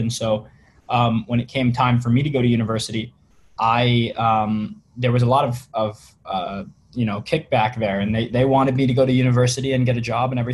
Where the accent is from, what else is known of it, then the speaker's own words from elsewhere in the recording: Virginia, United States; moved away as an adult; now in West Coast, United States; I grew up in Virginia in the United States